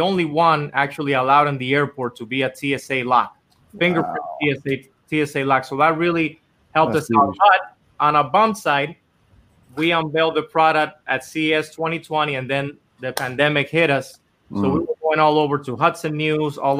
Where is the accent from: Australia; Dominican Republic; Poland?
Dominican Republic; moved away as an adult; now in Los Angeles, United States; I was born and raised in Dominican Republic my whole life, and I actually came here to L.A. to try to do music